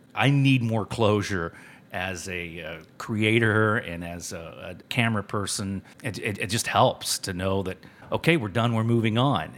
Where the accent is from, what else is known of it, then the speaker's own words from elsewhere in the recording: Cuero, Texas, United States; also born or lived in West Virginia; when I moved from West Virginia, I was seven years old, and I moved to this small town called Cuero